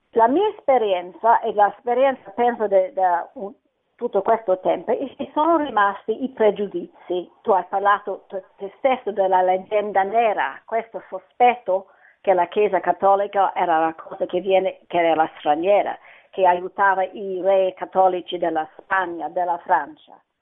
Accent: Scotland, United Kingdom; Italian is a second language; now in London, United Kingdom; io sono scozzese ma abito a Londra

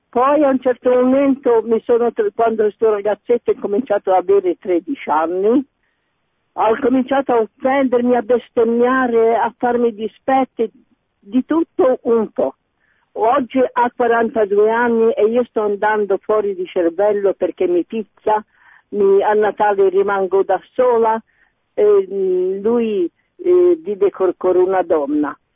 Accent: Livorno, Tuscany, Italy; Buongiorno, buonasera … sono di Livorno.

